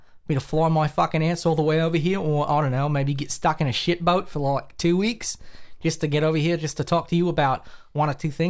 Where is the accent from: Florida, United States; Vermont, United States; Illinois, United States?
Vermont, United States; really appreciate him sitting down and doing his Bernie impersonation for us, impression, because we're from Vermont, and we thought it'd be really cool.